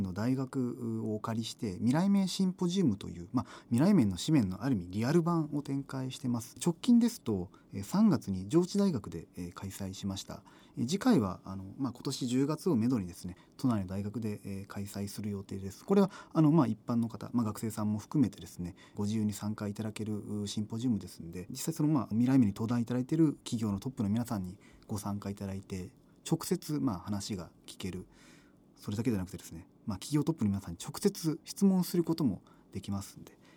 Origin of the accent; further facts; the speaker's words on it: Shizuoka, Japan; 私と同じあの静岡県出身